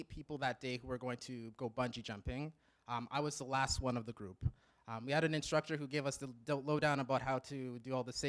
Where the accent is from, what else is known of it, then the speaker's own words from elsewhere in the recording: Regina, Saskatchewan, Canada; moved away as an adult; originally, I'm from Regina, Saskatchewan. I grew up in a good Christian home.